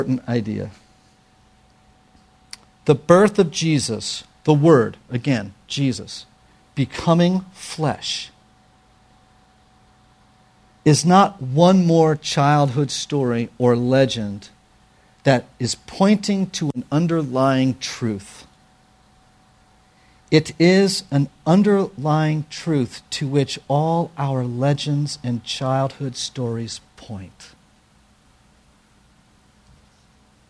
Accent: New York, United States; I'm a New Yorker

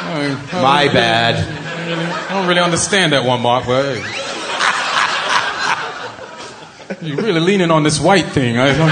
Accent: Jamaica; also born or lived in England / New York; now in California, United States; I was born in England, raised in Jamaica, then moved to New York, and then now I live in California.

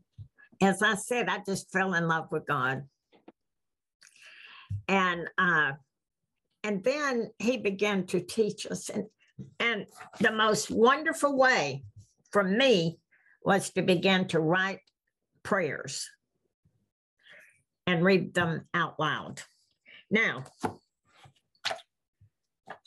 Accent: the South, United States; we're from the South

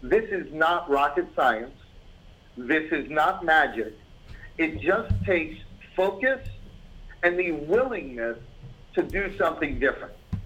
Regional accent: New York City, New York, United States; I'm born and raised in New York, in the Bronx

